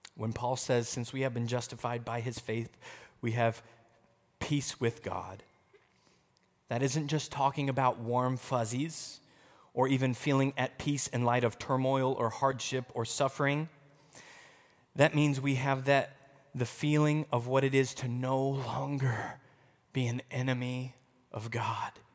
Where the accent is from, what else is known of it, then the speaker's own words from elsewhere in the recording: United States; we're American